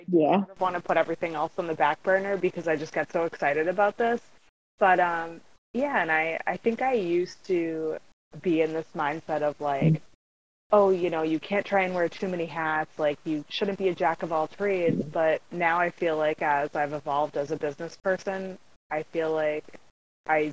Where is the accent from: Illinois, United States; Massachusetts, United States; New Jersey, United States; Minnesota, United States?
Massachusetts, United States; Central; I'm from Central Massachusetts, born and raised, and love it and still live here